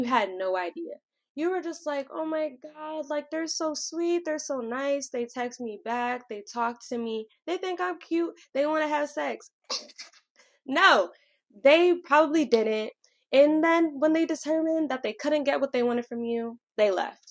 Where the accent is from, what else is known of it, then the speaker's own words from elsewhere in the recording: Connecticut, United States; I'm from Connecticut, and I am 23